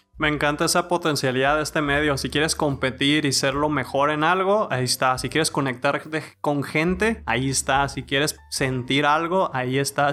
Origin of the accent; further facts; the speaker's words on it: Mexico; nosotros mexas